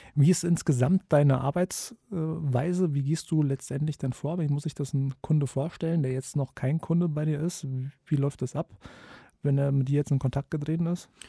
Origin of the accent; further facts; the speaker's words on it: Kassel, Hesse, Germany; ich komme aus Kassel